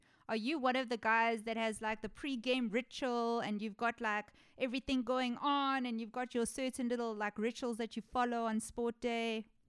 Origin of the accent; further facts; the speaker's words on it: South Africa; Now, as a South African